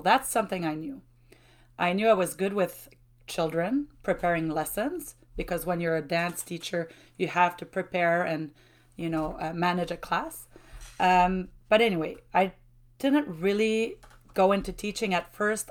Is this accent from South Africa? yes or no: no; Shawinigan, Quebec, Canada; first language French; English is a second language; also born or lived in Trois-Rivières; I was born in Grand Mer. And this is where I grew up till, um, the age of nineteen